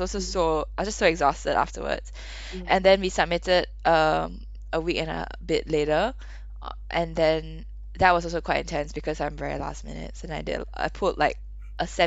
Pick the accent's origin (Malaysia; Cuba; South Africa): Malaysia; now in London, United Kingdom; I'm originally from Malaysia